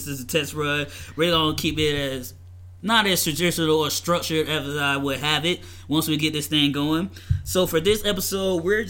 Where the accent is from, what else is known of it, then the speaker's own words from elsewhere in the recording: the South, United States; since I'm from the South, I'm going to be a Southern gentleman